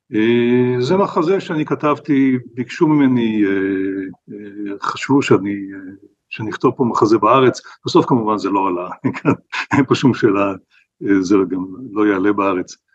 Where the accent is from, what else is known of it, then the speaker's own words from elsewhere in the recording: Israel; כשאני גדלתי במדינת ישראל